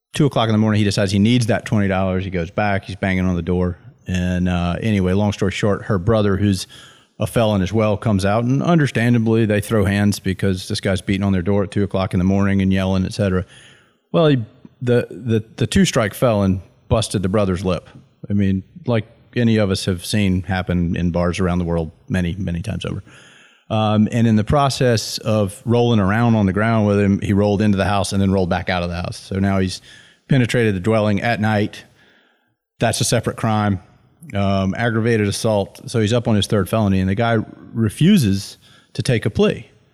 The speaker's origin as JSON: {"language": "English", "region": "Deep South", "country": "United States", "said": "all of my names are first names 'cause I'm from the Deep South"}